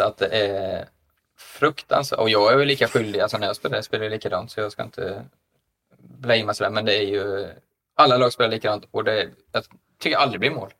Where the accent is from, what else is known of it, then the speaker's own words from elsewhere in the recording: Linköping, Östergötland, Sweden; min hemstad Linköping